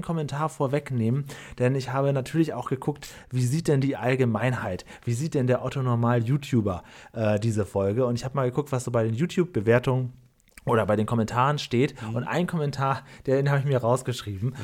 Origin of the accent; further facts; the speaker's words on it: Cuxhaven area, Lower Saxony, Germany; ich komme ja vom Dorf aus dem Cuxhavener Land